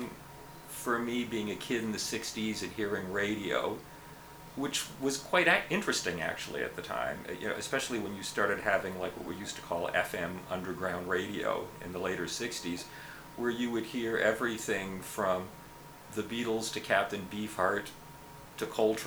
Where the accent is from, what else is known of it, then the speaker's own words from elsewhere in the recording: Montreal, Quebec, Canada; moved away; I grew up in Montreal